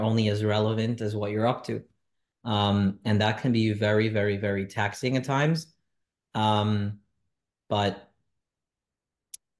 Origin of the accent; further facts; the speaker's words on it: New York City, New York, United States; also born or lived in Monsey; I was born and raised in Crown Heights, Brooklyn, New York.